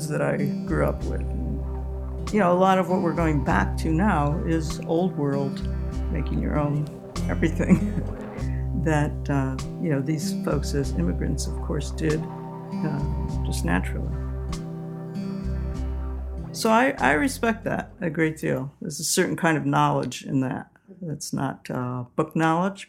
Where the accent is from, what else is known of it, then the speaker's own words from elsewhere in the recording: Utica, New York, United States; moved away; I always went home to my hometown for Easter, Utica, New York